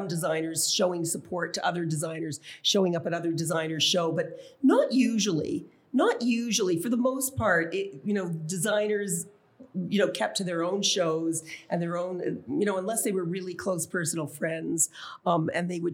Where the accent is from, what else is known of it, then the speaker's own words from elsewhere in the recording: Canada; my identity as a Canadian. I mean, people didn't even realize that we were from Canada